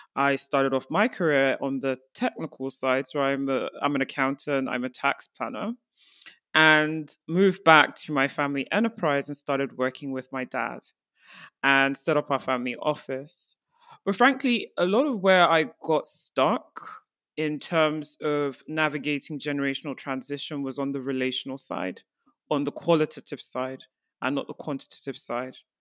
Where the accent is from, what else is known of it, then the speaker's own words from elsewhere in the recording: Nigeria; as an African, I'm from Nigeria